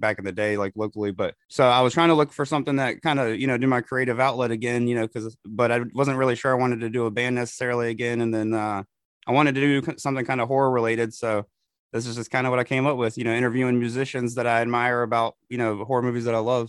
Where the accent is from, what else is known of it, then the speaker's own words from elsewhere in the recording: Elizabeth City, North Carolina, United States; I'm from uh, North Carolina